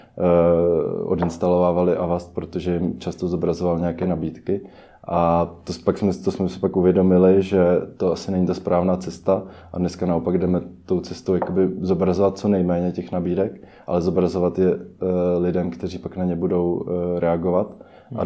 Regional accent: Czechia; většina e-commerce týmu jsme Češi

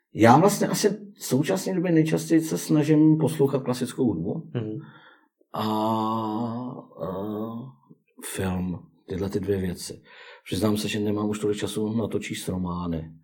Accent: Czechia; jsme Češi

